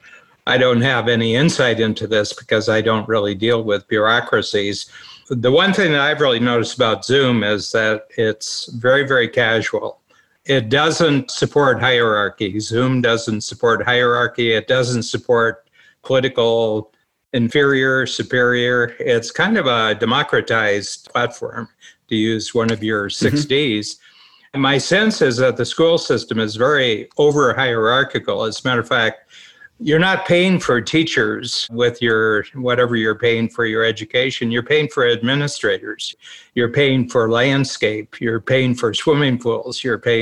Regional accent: Northern Ohio, United States; the school I grew up with in Northern Ohio, they're thriving

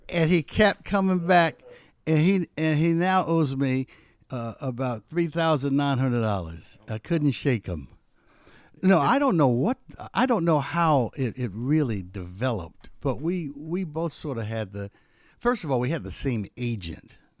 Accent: Philadelphia, Pennsylvania, United States; where I grew up in West Philadelphia was known for its entertainment

